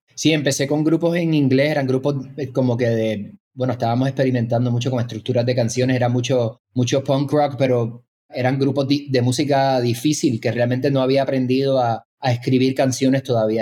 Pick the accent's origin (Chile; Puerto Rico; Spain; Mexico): Puerto Rico; San Juan; moved away as an adult; yo me crié en San Juan